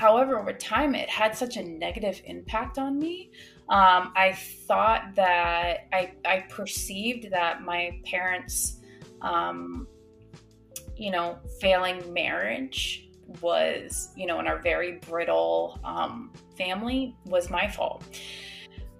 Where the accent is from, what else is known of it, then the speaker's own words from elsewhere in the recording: Massachusetts, United States; now in South Florida, United States; I grew up in Massachusetts.